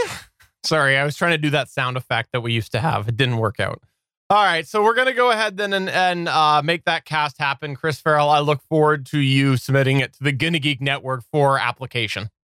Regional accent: Canada; I'm Canadian.

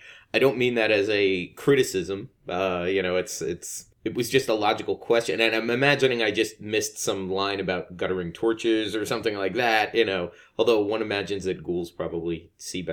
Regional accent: New Jersey, United States; I'm from New Jersey

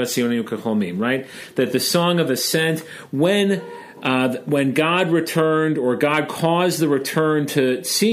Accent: Chicago, Illinois, United States; As a Chicagoan, I pronounce it drar

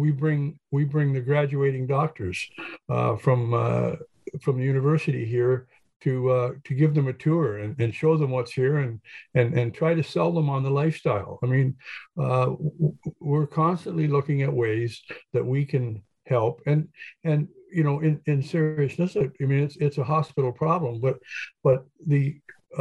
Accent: Hastings, Ontario, Canada; a kid growing up in Hastings

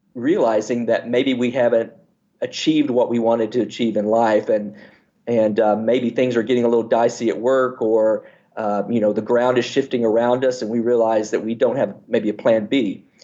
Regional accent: Fairbanks, Alaska, United States; born there; But I was born in Fairbanks, Alaska, and my mother's gynecologist or OB, the person who delivered me, the doctor who delivered me, we became good friends, as everybody in Alaska does

